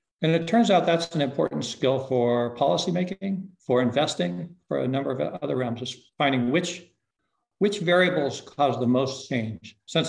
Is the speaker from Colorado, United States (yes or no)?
yes; Aspen, Colorado, United States; Aspen was a small town, 3,000 people when I was a kid, with dirt streets.